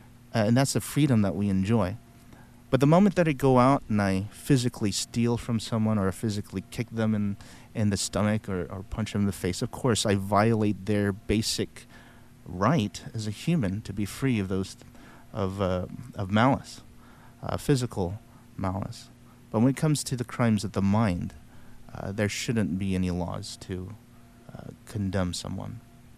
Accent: the Bible Belt, United States; Maybe it's because I was born and raised in the Bible Belt.

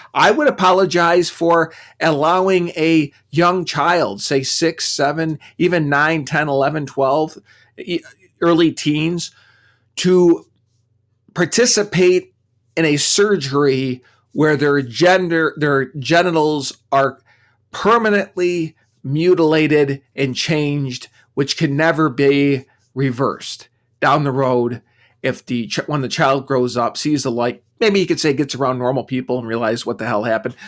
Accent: United States; being American

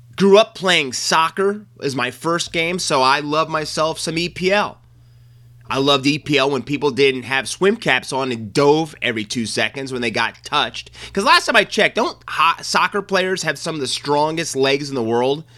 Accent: United States; as an American, it struck me at my core

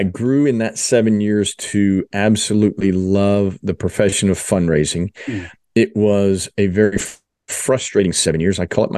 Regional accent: New Jersey, United States; moved away as an adult; also born or lived in Philadelphia / Dallas; I was born in Philadelphia, grew up in South Jersey, but finished my undergrad and went to the Dallas area, which is a great place for an Eagles fan to be. Dallas, was there for 11 years

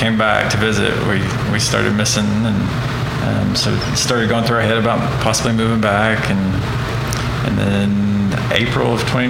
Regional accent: Oklahoma, United States; also born or lived in Geary, Oklahoma / Woodward, Oklahoma / Los Angeles; Yeah, so I was born and raised in Oklahoma, lived in Geary a little bit, and then middle school age, moved to Woodward, and that's where I graduated high school, and then moved to the city, and pretty much been here ever since

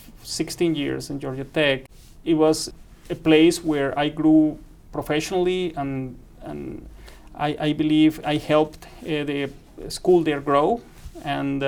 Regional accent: Caribbean region of Colombia, Colombia; moved away as an adult; also born or lived in Reading, England; now in West Lafayette, United States; I went from the Caribbean part of Colombia, you know, working in a coal mine, to a city 20 minutes away from London

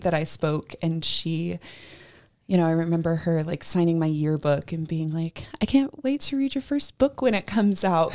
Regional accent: Georgia, United States; moved away; I grew up in Georgia

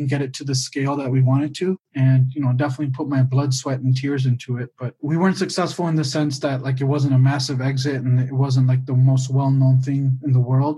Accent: Michigan, United States; now in Albuquerque, United States; I grew up in Michigan. My dad was in the automobile industry

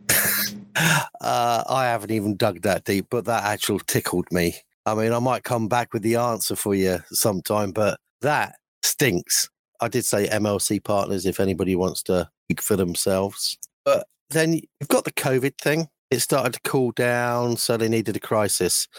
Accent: London, United Kingdom; moved away; I was brought up in London for a few years when I was younger, and from about two or three onwards

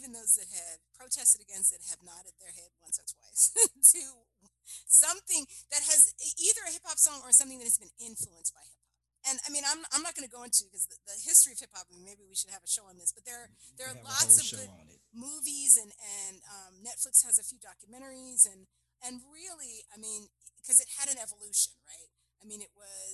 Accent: New York City, New York, United States; proud to be a Harlem girl

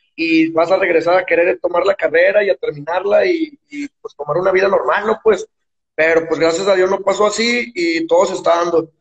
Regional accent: Guadalupe, Nuevo León, Mexico; moved away as an adult; also born or lived in Mexico City; now in Guadalajara, Mexico; yo soy de Guadalupe, Nuevo León, que es un municipio al lado de Monterrey

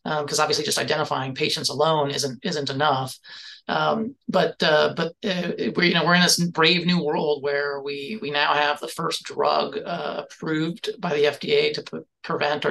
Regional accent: Gainesville, Florida, United States; I grew up here in Gainesville, Florida, and my parents were both college students here and stayed in town

